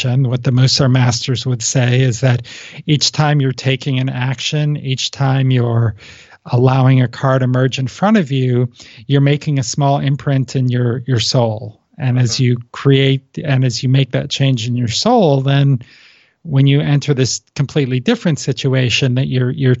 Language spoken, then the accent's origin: English; East Coast, United States; now in West Coast, United States; I grew up on the East Coast